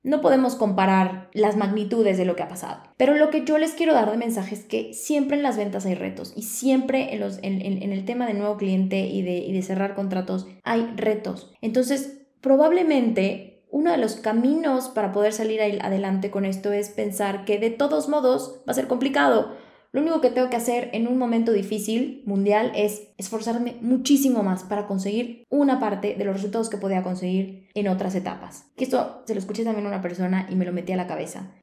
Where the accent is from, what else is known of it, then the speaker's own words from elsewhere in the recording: Yucatán, Mexico; now in Mexico City, Mexico; yo soy yucateca